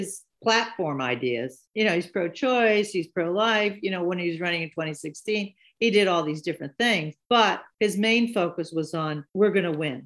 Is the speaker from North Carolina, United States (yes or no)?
no; Washington, District of Columbia, United States; also born or lived in Bethesda, Maryland; I'm from Washington, D.C., and I remember as a little girl learning that we lived in the suburbs at this point, you know, right across the border in Bethesda